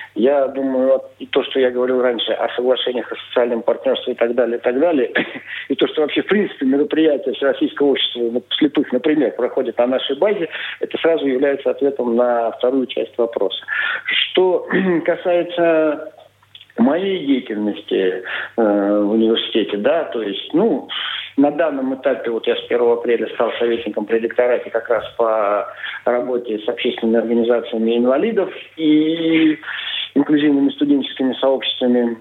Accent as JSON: {"language": "Russian", "region": "Siberia", "country": "Russia", "tie": "born or raised there", "also_born_or_lived": "Biysk", "moved": "as an adult", "lives_now": "Saint Petersburg, Russia", "said": "я родом из Сибири, я далеко не из Санкт-Петербурга"}